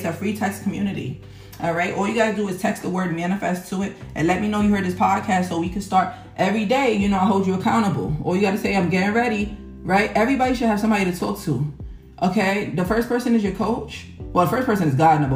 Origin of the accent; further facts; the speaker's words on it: New York City, New York, United States; I'm from Harlem, New York